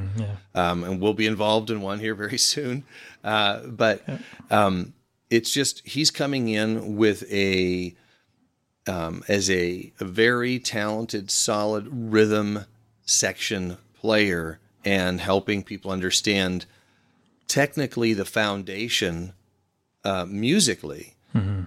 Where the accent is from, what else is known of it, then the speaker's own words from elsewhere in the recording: Oregon, United States; I grew up here in Oregon